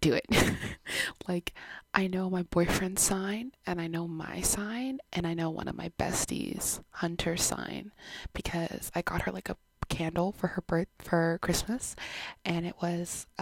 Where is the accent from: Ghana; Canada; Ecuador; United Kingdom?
Canada; I was born in Canada, but my background is Jamaican.